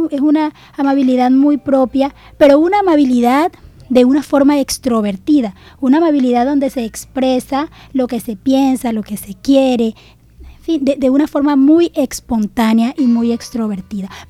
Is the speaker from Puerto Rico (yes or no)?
no; Colombian Caribbean coast, Caribbean Region, Colombia; accent: costeño; que tenemos toda la gente del Caribe nuestro dialecto es característico y nos diferencia de, otros dialectos que se encuentran en el país.